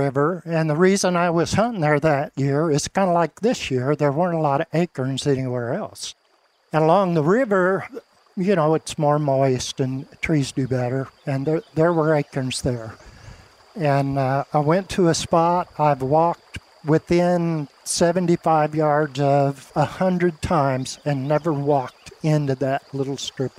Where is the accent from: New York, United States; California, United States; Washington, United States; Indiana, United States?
Indiana, United States; moved away as an adult; also born or lived in Chicago; now in Arkansas, United States; I came to Arkansas 42 years ago from Chicago, which is not where I grew up. I grew up in Indiana.